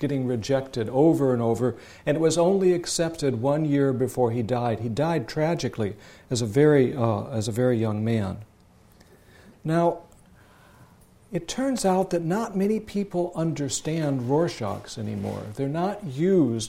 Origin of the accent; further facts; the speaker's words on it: Sioux City, Iowa, United States; moved away; also born or lived in Palo Alto / Jerusalem / Boston; Sioux City, Iowa, my hometown where I grew up.